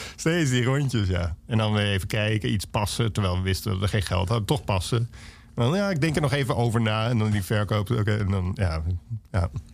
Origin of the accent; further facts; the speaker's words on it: Alphen aan den Rijn, South Holland, Netherlands; moved away as an adult; mij is Alve is de plek waar ik vandaan kom en dat verandert nooit